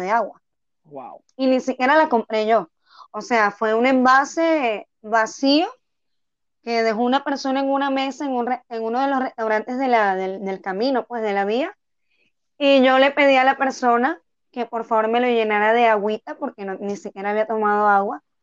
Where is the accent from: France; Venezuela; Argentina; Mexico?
Venezuela; Tucupita, Delta Amacuro; moved away as an adult; now in Bogotá, Colombia; Yo soy de Tucupita, estado del Tamacuro, oriental.